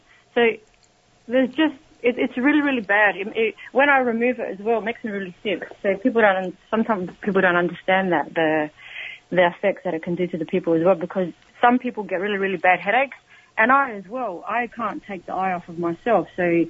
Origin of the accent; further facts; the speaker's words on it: Adelaide, South Australia, Australia; now in Melbourne, Australia; because I'm originally from Adelaide, here in Australia. I live now in Melbourne.